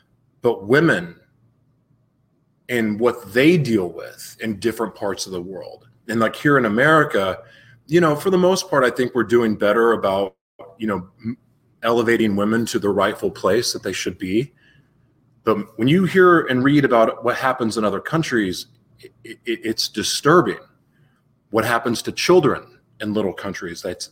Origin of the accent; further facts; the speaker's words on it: Oklahoma City, Oklahoma, United States; moved away; also born or lived in Los Angeles, California / South Florida / Taos, New Mexico; I was born in Oklahoma City